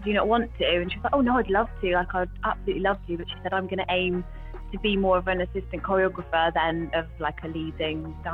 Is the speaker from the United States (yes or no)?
no; England, United Kingdom; also born or lived in India; I'm English